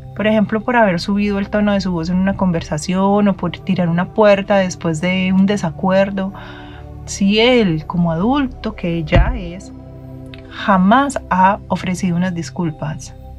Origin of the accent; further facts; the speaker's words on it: Medellín, Antioquia, Colombia; como decimos en mi tierra en Medellín